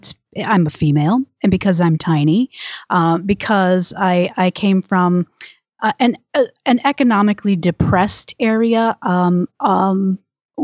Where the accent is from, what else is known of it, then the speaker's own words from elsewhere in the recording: Michigan, United States; moved away as an adult; also born or lived in Georgia; now in Tucson, United States; I'm originally from Michigan, but now I live in Tucson, Arizona, and I have lived in Tucson since 1998.